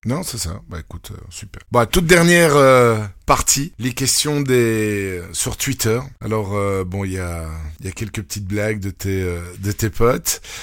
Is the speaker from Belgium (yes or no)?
yes; Belgium; accent: Belgian; mon accent belge